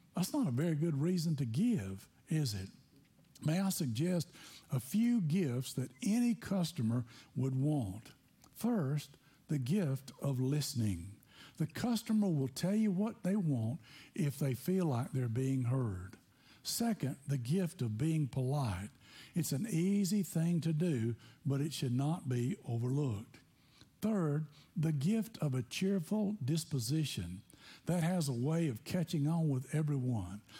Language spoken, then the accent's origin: English; Tennessee, United States; I grew up in Tennessee